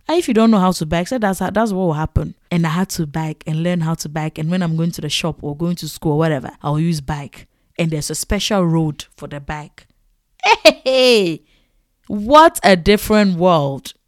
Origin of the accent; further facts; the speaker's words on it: Ghana; now in Netherlands; I was coming from Ghana to the Netherlands.